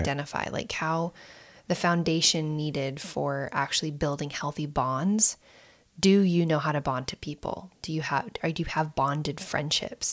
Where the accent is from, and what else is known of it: United States